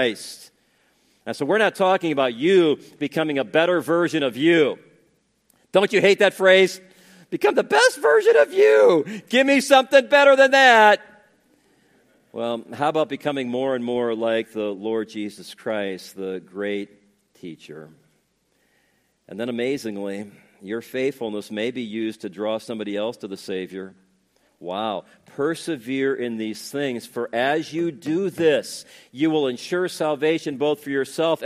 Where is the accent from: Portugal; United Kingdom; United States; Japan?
United States; Northwest Indiana; when I was growing up in Northwest Indiana